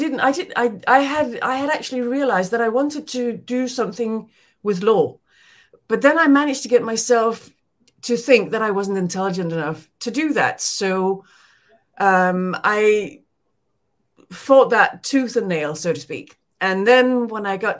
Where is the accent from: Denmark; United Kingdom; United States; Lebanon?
Denmark; English is a second language; moved away; I was born in Denmark